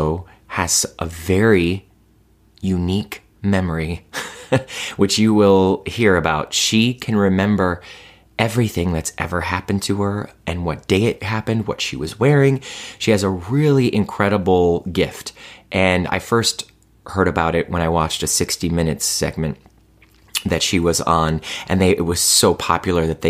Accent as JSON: {"language": "English", "town": "Cleveland", "region": "Ohio", "country": "United States", "said": "I'm from Cleveland"}